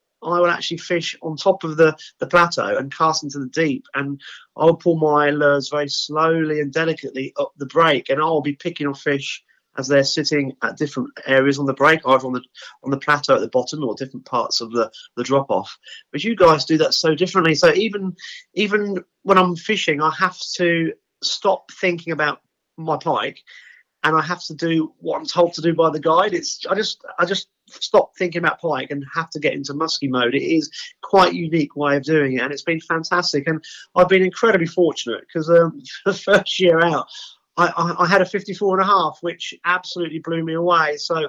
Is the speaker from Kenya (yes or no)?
no; England, United Kingdom; And obviously, the Swedes are great because they know I'm English. They'll talk English around me.